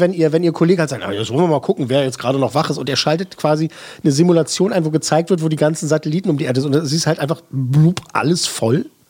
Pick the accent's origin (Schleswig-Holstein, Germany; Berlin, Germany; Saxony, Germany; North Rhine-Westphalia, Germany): Berlin, Germany; Als Berliner